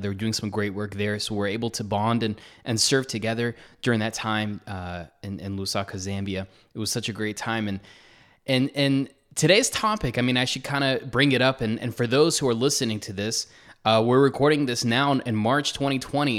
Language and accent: English; United States; as an American